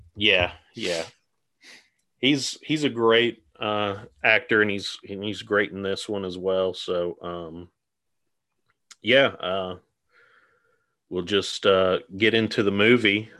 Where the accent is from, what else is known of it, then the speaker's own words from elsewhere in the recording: Georgia, United States; we're both from Georgia